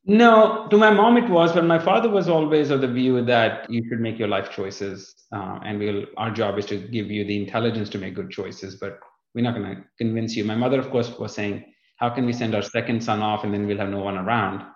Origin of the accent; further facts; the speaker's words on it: northern India, India; moved away as an adult; also born or lived in North Dakota; now in Fort Lauderdale, United States; I was born in India, in uh, the northern part of India, just in the south of the Himalayas, in the foothills, as they call it.